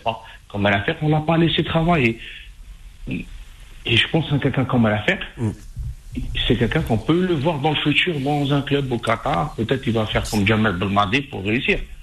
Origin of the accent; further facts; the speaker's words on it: Algeria; chez nous en Algérie